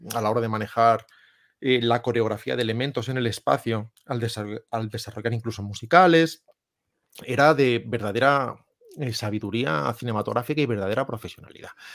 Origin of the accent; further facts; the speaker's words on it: Salamanca, Castile and León, Spain; soy de Salamanca